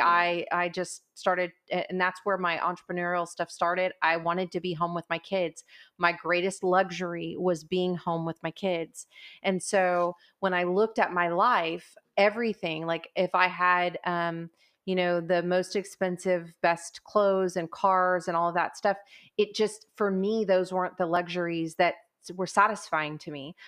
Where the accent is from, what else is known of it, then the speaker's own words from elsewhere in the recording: Portland, Texas, United States; I grew up in Portland. I graduated from high school at Gregory Portland